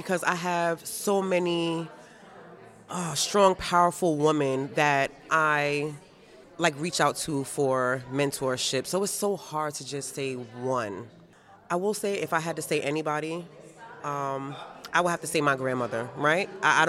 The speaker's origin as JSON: {"language": "English", "town": "Queens", "region": "New York", "country": "United States", "said": "Okay. Well, I'm from Queens, so."}